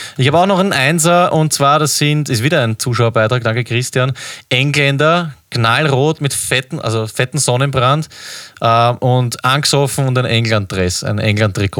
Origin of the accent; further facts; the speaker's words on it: Austria; als Österreicher